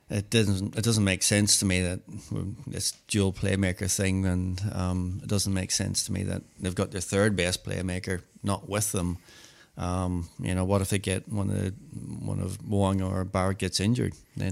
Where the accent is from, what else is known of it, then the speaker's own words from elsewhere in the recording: Christchurch, Canterbury, New Zealand; born there; moved away; Actually, I was born in Christchurch.